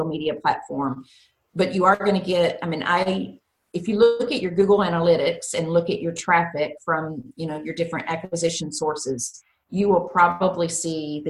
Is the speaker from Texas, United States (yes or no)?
yes; Texas, United States; I'm from Texas